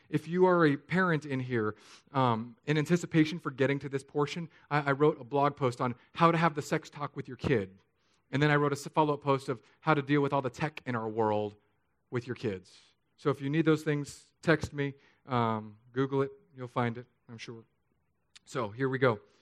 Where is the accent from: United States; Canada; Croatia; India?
United States; San Diego, California; also born or lived in Hawaii; now in Florida, United States; I grew up in San Diego, I lived in Hawaii, and now Florida